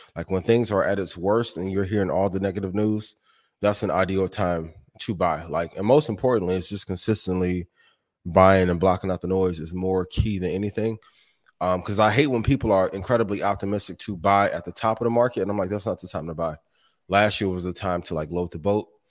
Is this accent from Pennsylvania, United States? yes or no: no; Indiana, United States; That's my hometown, right? A, a home state